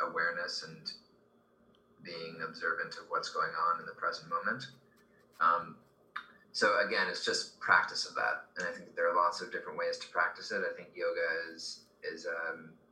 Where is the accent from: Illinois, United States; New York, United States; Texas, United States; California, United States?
California, United States; Beverly Hills; I grew up in Beverly Hills